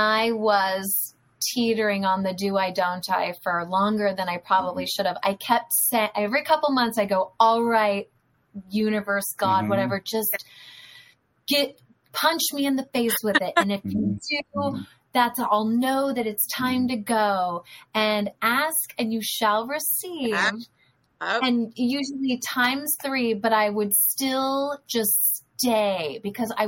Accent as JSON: {"language": "English", "region": "Northern California", "country": "United States", "moved": "yes", "lives_now": "Los Angeles, United States", "said": "And I am from Northern California. So Tom and I have no family here, really."}